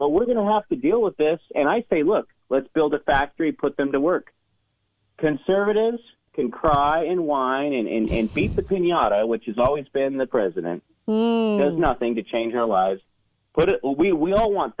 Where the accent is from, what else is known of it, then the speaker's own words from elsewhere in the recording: California, United States; now in Utah, United States; I grew up in the California education system